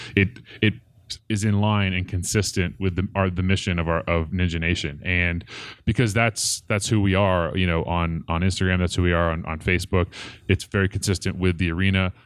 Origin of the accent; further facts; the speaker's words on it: Portland, Oregon, United States; moved away as an adult; now in Colorado, United States; I grew up in Portland, Oregon, uh, just suburb outside of Portland, Oregon, um, called Clackamas, and, uh, moved to Colorado in two thousand one to go to school at C U Boulder.